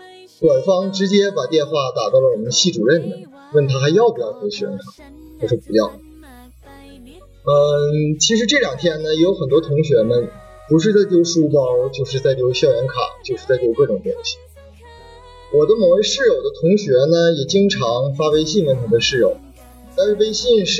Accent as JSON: {"language": "Chinese", "town": "Changchun", "region": "Jilin", "country": "China", "accent": "Northeastern", "said": "来自吉林长春。大家听我这个口音也是可以听出来的。"}